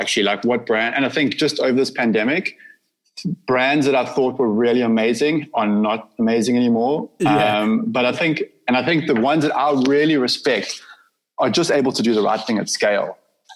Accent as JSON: {"language": "English", "town": "Durban", "region": "KwaZulu-Natal", "country": "South Africa", "tie": "born or raised there", "said": "So this is actually Durban. So okay. I grew up on Derry Beach"}